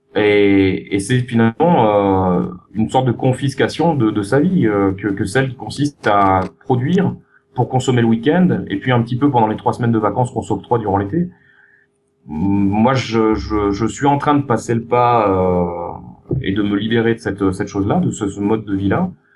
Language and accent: French; France; moved away; en tant que Français, j'hérite d'une histoire qui a fait de nous des privilégiés